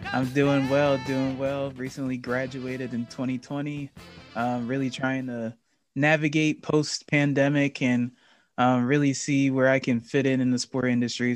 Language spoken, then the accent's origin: English; New Jersey, United States; I'm from New Jersey, so I live about forty minutes